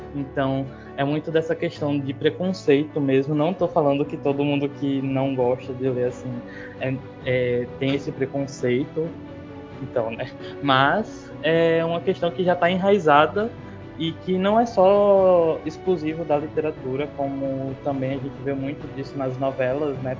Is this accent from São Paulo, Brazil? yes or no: no; Aracaju, Sergipe, Brazil; Eu nasci e me criei em Aracaju